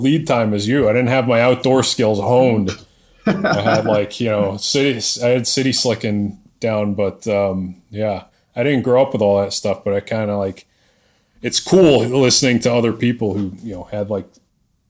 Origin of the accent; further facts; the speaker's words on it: New England, United States; I'm from New England